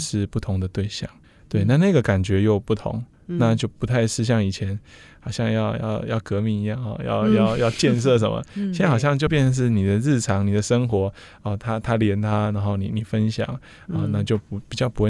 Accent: Miaoli County, Taiwan; 虽然我们在这边出生，是、uh huh. 又在这边长大，然后返乡也做了一些事情

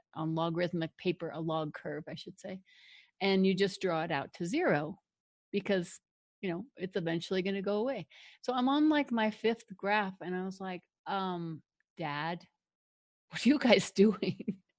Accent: Denver, Colorado, United States; also born or lived in Longmont, Colorado; I grew up in Denver, one of a really big, huge family

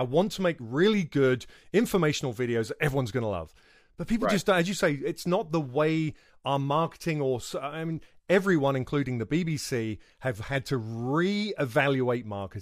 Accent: United Kingdom; accent: British; a British guy

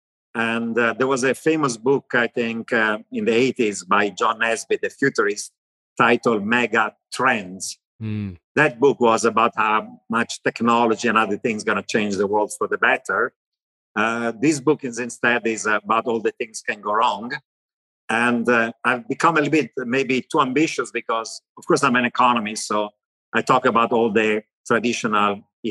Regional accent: Milan, Lombardy, Italy; accent: Italian; English is a second language; moved away as an adult; also born or lived in Istanbul, Turkey / Tehran, Iran / Israel; now in United States; So I grew up in Italy. That's why I still have an Italian accent

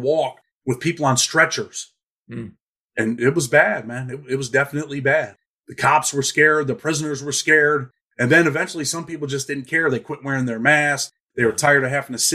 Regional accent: New York, United States; I'm an Irish kid from New York

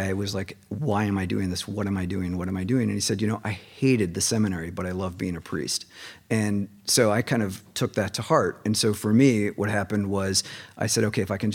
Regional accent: Minneapolis, Minnesota, United States; moved away as an adult; now in Seattle, United States; I'm from Minneapolis

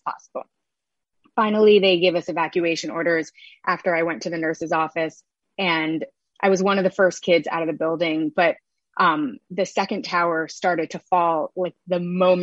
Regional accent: New York City, New York, United States; I grew up in Chelsea

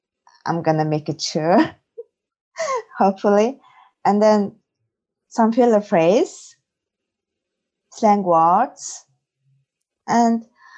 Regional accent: Mongolia; English is a second language; moved away as an adult; now in Ireland; I'm from Mongolia, and I've been in Ireland over 1.5 years.

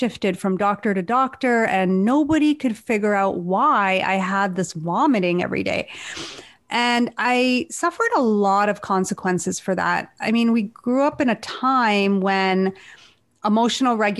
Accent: Hamilton, Ontario, Canada; now in Toronto, Canada; I was born in Hamilton, Ontario, and my parents came to Canada in the early 70s.

